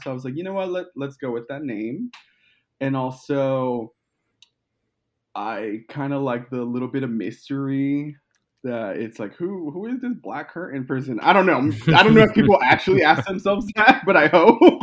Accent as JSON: {"language": "English", "region": "Colorado", "country": "United States", "moved": "as an adult", "lives_now": "Los Angeles, United States", "said": "I'm originally from Colorado"}